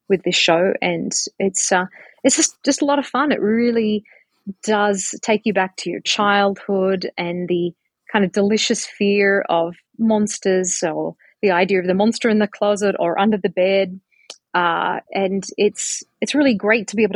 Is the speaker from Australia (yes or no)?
yes; Australia; moved away; here I am coming from Australia